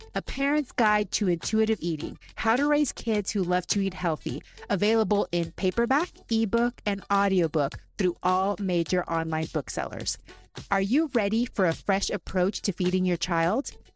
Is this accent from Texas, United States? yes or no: yes; Texas, United States; moved away; also born or lived in Cincinnati, Ohio; I grew up in Texas